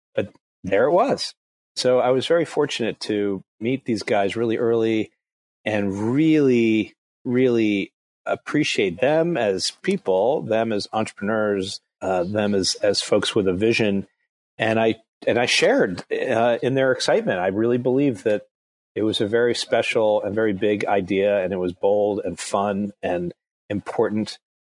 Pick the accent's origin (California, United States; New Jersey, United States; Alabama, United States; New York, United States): New Jersey, United States; Englewood; moved away; also born or lived in Atlanta; I grew up in New Jersey, in Englewood, New Jersey